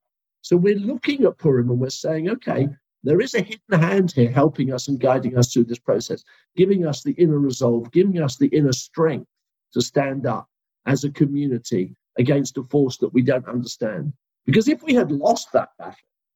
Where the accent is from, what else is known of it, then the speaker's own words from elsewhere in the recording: United Kingdom; we as British Jews